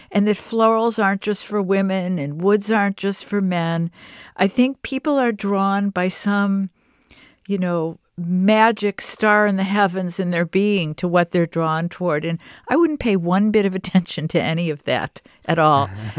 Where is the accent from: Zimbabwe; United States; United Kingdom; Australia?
United States; Detroit, Michigan; I'm from Detroit, and I had the same experience as you when I saw like a lemon tree, and then I picked the flowers.